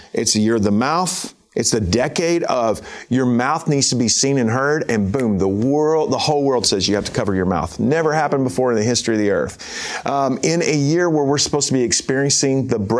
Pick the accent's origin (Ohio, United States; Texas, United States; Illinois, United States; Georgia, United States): Texas, United States; I'm from Texas